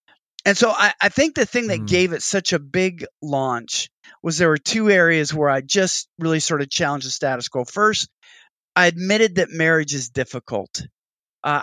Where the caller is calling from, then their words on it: Texas, United States; in the words of a Southern pastor here, I'm speaking from Texas, you have two ticks and no dog.